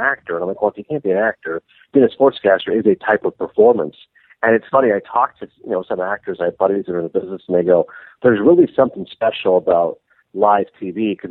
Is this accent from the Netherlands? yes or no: no; Ontario, Canada; moved away; also born or lived in Toronto; I grew up in a really small, wintry town in Ontario.